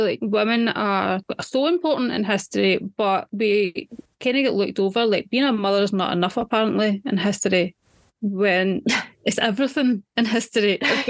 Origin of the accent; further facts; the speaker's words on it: Scotland, United Kingdom; I'm Scottish.